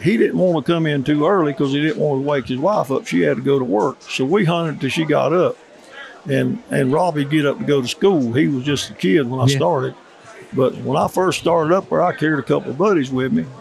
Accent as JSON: {"language": "English", "town": "Charlotte", "region": "North Carolina", "country": "United States", "tie": "born or raised there", "said": "I was raised in Charlotte, and I hunted up in the mountains where I live now all my life"}